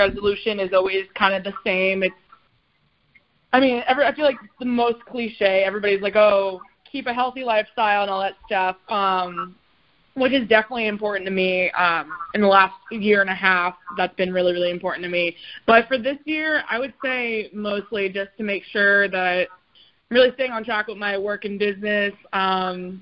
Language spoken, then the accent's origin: English; Miami, Florida, United States; now in Nashville, United States; I'm originally from Miami